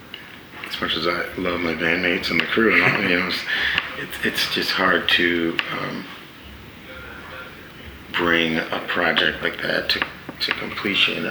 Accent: California, United States; I was born in California. I spent a lot of time there

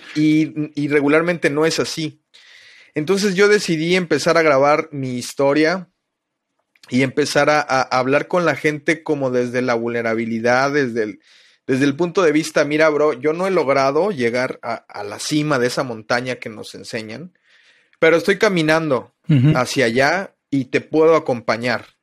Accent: Mexico City, Mexico; moved away as an adult; now in Playa del Carmen, Mexico; soy originario de la Ciudad de México. Llevo ya 17 años viviendo en Playa del Carmen. Me vine a vivir cuando tenía 20 años.

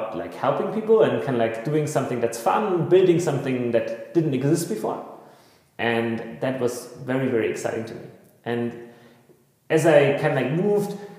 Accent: Bavarian Forest, Germany; I grew up very rurally in the Bavarian forest, in the midst of the wilderness.

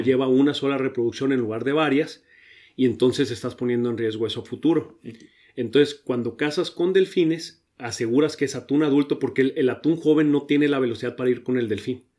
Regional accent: Ensenada, Baja California, Mexico; also born or lived in Mexico City / Monterrey / Sydney, Australia / Germany; yo llegué a Ensenada de tres años, entonces me considero ensenadense, aunque no nací aquí

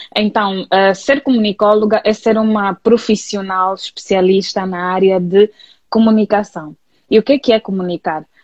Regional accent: Luanda, Luanda Province, Angola; sou natural de Luanda e vivo aqui desde que nasci.

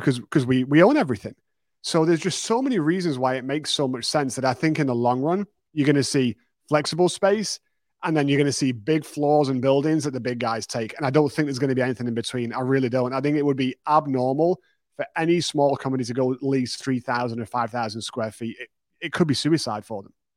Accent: United Kingdom; moved away as an adult; now in Texas, United States; my first business, my second business back in the U K

